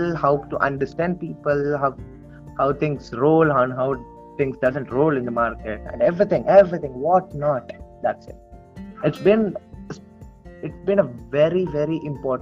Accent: Tirupati, Andhra Pradesh, India; Tirupati, which is my hometown

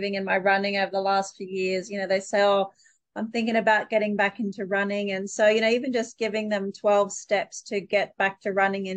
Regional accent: Townsville, Queensland, Australia; born or raised there

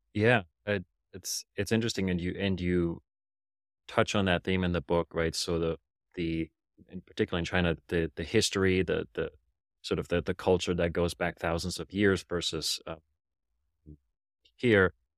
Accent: Germany; English is a second language; I grew up in Germany

